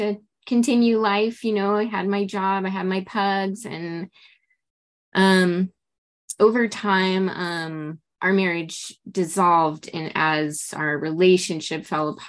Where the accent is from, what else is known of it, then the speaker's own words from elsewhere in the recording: Los Angeles, California, United States; I'm from Los Angeles.